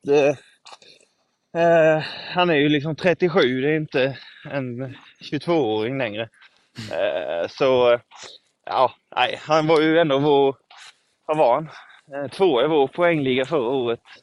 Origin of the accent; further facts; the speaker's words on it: Karlskrona, Blekinge, Sweden; also born or lived in Hällevik; nu under uppehållet så var jag i Karlskrona, min hemstad.